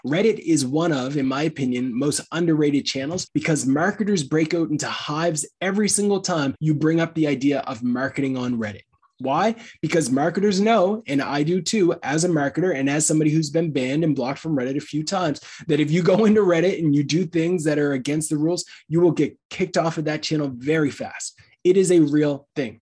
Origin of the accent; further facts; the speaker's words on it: Canada; as a Canadian